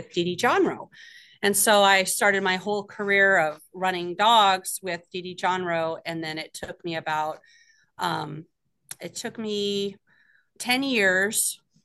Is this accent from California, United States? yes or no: no; Ketchikan, Alaska, United States; I grew up here in Ketchikan, Alaska. I moved here when I was 5 years old